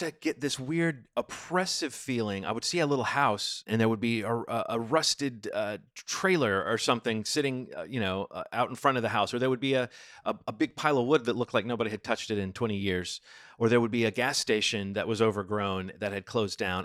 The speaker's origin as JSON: {"language": "English", "town": "Birmingham", "region": "Alabama", "country": "United States", "tie": "born or raised there", "also_born_or_lived": "Baltimore", "moved": "as an adult", "said": "I grew up in Birmingham. I am a city mouse."}